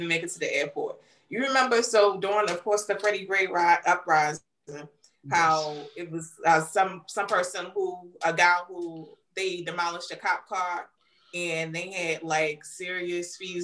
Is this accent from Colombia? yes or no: no; United States; this is also our country